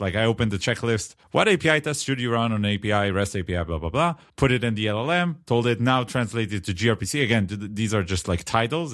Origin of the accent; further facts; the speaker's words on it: Israel; accent: Israeli; my Israeli accent